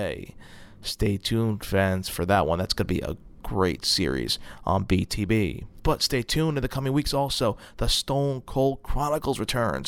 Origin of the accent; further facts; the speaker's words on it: Brooklyn, New York, United States; in Brooklyn, my hometown